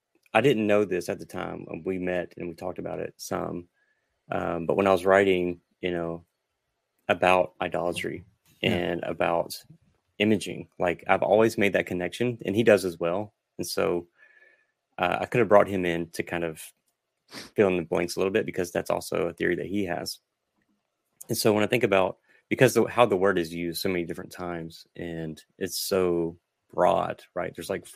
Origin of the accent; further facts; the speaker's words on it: the South, United States; So I'm Southerner. So I'll just blame it on being Southern.